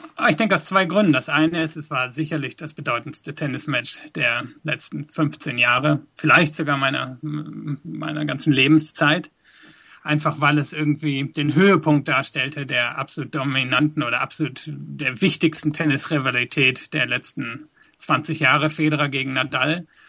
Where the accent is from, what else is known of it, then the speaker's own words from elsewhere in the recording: West Germany, Germany; moved away as an adult; also born or lived in South Africa; now in London, United Kingdom; ich bin in Deutschland aufgewachsen bis nach der Schule